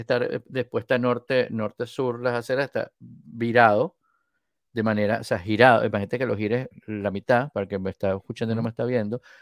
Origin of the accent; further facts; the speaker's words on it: Venezuela; venezolano de Venezuela.